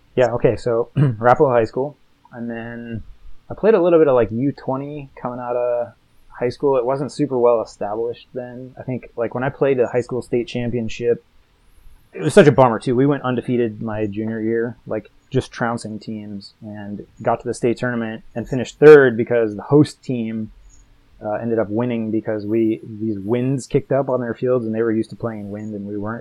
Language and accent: English; Colorado, United States; I grew up in Colorado as well